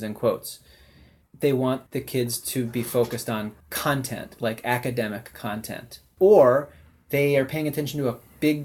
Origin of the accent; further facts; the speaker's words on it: Evanston, Illinois, United States; now in San Francisco, United States; growing up in Evanston